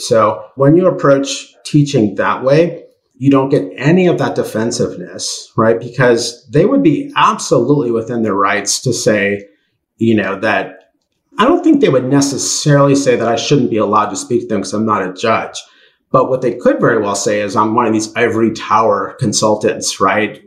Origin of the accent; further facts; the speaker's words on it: United States; I'm American